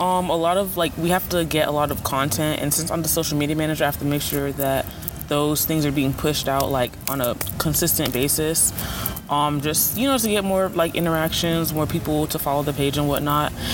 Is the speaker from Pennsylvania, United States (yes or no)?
no; Broward County, Florida, United States; I'm from Broward County, Florida